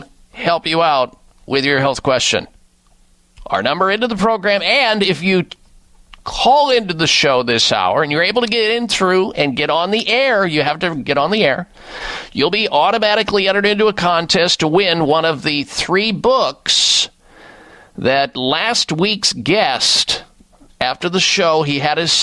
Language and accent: English; Midwest, United States; when I grew up in the Midwest